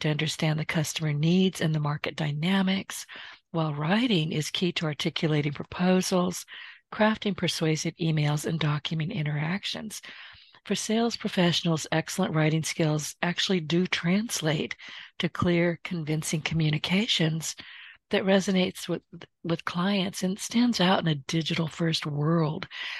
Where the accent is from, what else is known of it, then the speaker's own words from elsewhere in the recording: the South, United States; I'm a Southerner.